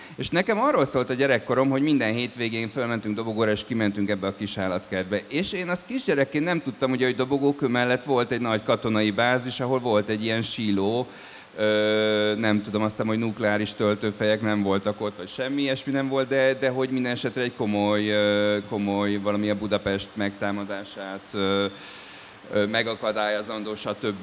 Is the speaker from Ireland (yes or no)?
yes; Dublin, Leinster, Ireland; moved away; én Dublinba nőttem föl